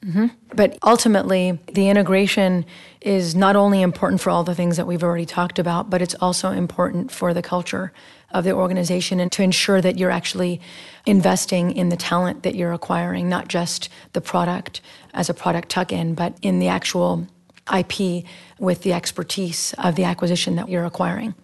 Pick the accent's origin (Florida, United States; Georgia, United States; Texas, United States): Texas, United States; now in Bay Area, United States; I'm from Texas